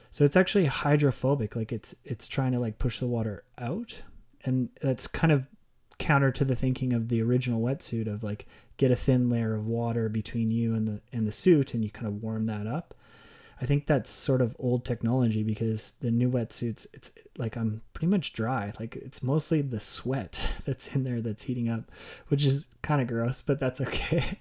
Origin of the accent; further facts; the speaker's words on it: Okotoks, Alberta, Canada; my hometown in Okotoks